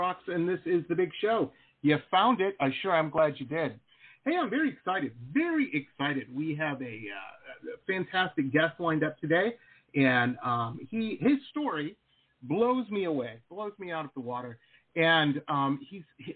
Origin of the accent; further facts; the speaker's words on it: Detroit, Michigan, United States; I grew up in Detroit, Michigan